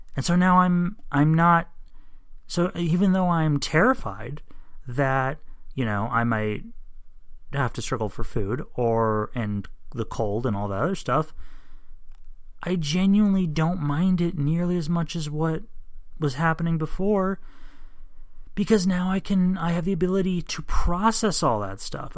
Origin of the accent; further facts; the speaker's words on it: United States; I'm an American